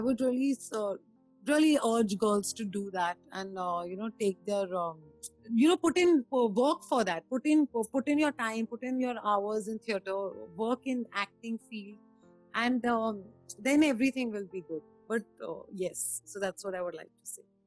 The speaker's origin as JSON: {"language": "English", "region": "Himachal Pradesh", "country": "India", "said": "I'm from Himachal"}